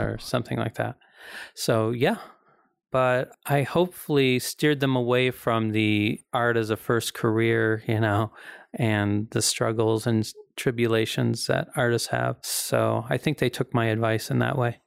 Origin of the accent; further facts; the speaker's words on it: the Ozarks, United States; I'm from the Ozarks.